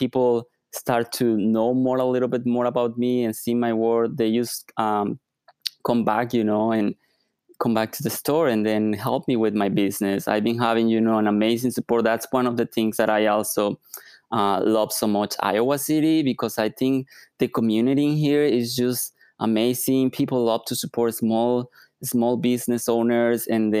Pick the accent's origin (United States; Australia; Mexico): Mexico; I'm originally from Mexico, so the weather is beautiful.